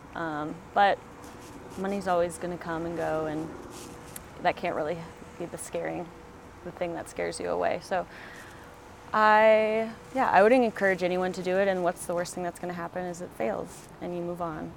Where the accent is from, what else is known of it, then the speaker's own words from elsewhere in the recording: Colorado, United States; moved away; also born or lived in Oregon; I'm from Colorado, so I've always been into the outdoors and um, going hiking with my mom and dad when I was really little